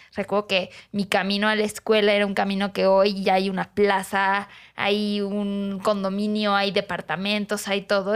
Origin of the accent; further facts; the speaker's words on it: Cancún, Quintana Roo, Mexico; moved away as an adult; now in Mexico City, Mexico; crecer ahí, ver la evolución, al menos desde la zona norte, de, de crecimiento de Caribe Mexicano